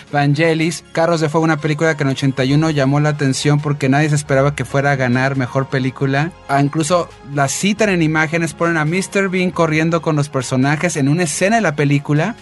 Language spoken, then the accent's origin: Spanish; Mexico; nosotros como mexicanos